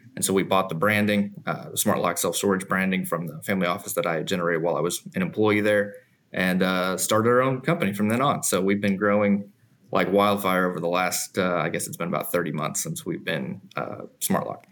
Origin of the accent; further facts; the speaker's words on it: Missouri, United States; moved away as an adult; now in Garland, United States; I'm from Missouri